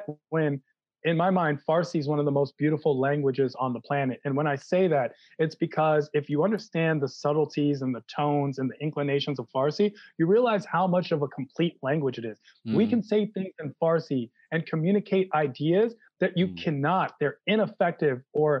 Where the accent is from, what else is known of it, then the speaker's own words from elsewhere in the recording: Washington, District of Columbia, United States; I'm from Washington, D.C.